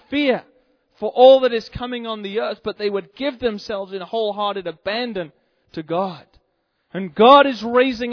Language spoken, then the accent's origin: English; England, United Kingdom; now in United States; I'm from England, incidentally. That's where I come from originally.